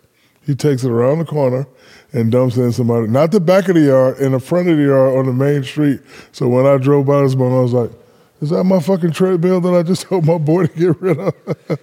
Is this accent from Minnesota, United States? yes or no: no; Orlando, Florida, United States; Bro, I'm from Orlando. I have Disney contacts.